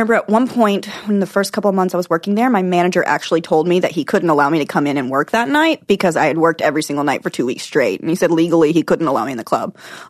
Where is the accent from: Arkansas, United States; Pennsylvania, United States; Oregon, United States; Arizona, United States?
Arkansas, United States; born or raised there; moved away as an adult